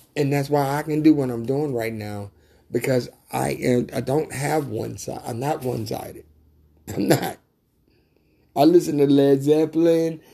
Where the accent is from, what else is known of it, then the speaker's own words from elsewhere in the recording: Mississippi, United States; also born or lived in Louisiana; growing up in Mississippi